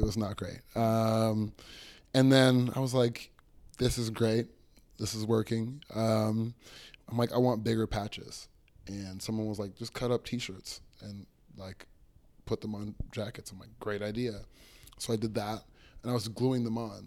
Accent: Toronto, Ontario, Canada; I got here when I was six years old

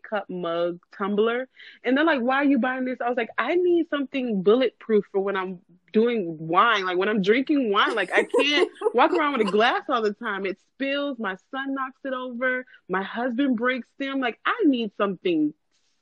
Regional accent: South Florida, United States; I'm from South Florida. Like Miami is 30 minutes away from me

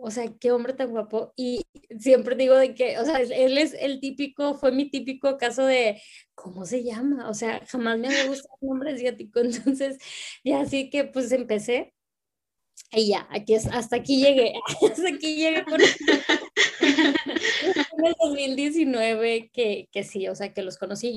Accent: Reynosa, Tamaulipas, Mexico; now in Monterrey, Mexico; vivo acá en, en la ciudad de Monterrey, este, pero soy de Reynosa, soy de la frontera, orgullosamente tamaulipeca

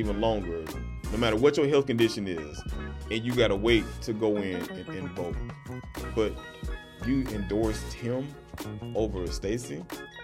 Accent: Georgia, United States; This is my home state

